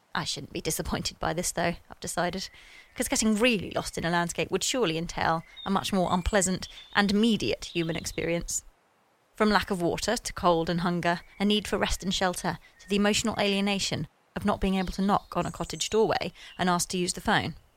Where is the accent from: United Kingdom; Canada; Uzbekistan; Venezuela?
United Kingdom; Sussex, South East England; I grew up in Sussex, and not until last week did I take the path across the estate that I passed each day on the way to school.